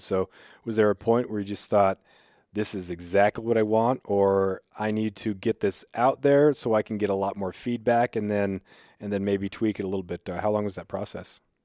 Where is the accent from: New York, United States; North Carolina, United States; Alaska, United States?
Alaska, United States; Southeast; growing up in Southeast, and we would take the, take the ferries for basketball trips